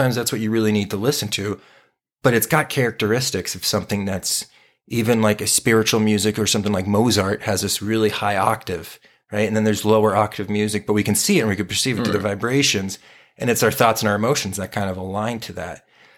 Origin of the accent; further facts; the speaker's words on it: Southwest, United States; we grew up in the Southwest of the United States, so we were very influenced by California punk bands.